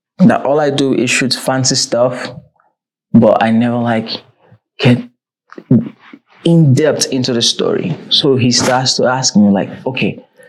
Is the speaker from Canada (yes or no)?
no; Ghana; now in South Africa; I'm from Ghana. I flew to SA for the very first time to work.